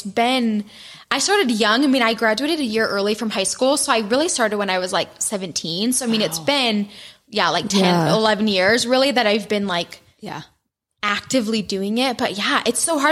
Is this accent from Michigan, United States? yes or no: yes; Michigan, United States; moved away as an adult; now in Utah, United States; I grew up in Michigan